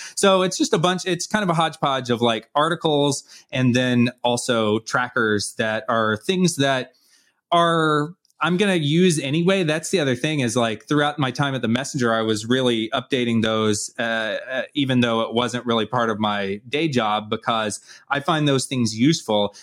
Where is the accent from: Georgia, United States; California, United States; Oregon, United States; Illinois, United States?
Georgia, United States; Atlanta; I'm from Atlanta